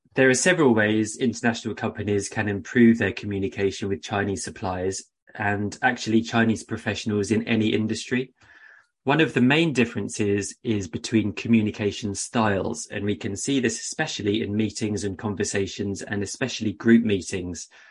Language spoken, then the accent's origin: English; United Kingdom; moved away as an adult; also born or lived in China / Beijing; I eventually decided to return to the U K in twenty eleven